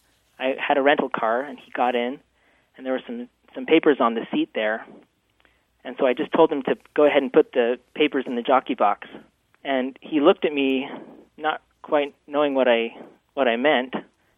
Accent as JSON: {"language": "English", "town": "Logan", "region": "Utah", "country": "United States", "tie": "born or raised there", "also_born_or_lived": "Washington, D.C. / Long Island", "moved": "as an adult", "lives_now": "Baltimore, United States", "said": "school and high school in Logan, Utah, and my parents are still living there. And then otherwise, I moved around quite a bit from Washington, D.C. area to Long Island, and now I'm here in Baltimore."}